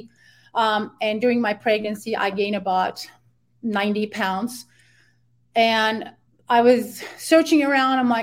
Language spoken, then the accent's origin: English; Ankara, Turkey; moved away as an adult; now in United States; I'm original from Ankara, Turkey